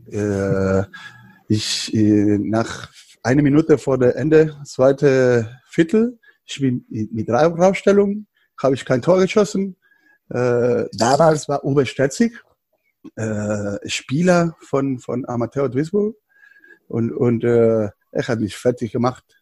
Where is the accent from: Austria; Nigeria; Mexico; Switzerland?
Mexico; German is a second language; moved away as an adult; also born or lived in California, United States; now in Berlin, Germany